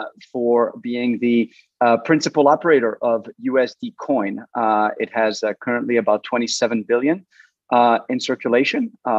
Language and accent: English; Switzerland; also born or lived in France; now in Washington, D.C., United States; I was born in France, raised in Switzerland, and I'm participating today from Washington, D.C.